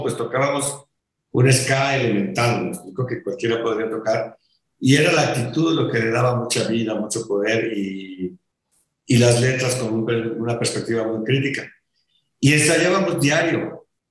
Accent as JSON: {"language": "Spanish", "country": "Mexico", "said": "rolé un año y ya me regresé para acá, para México, a terminar la prepa"}